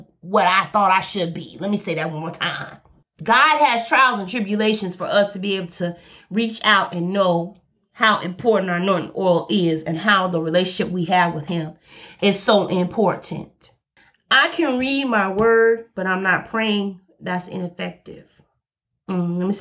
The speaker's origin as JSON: {"language": "English", "region": "Alabama", "country": "United States", "said": "I'm from Alabama, so I say boy and I say girl. I'm from the South."}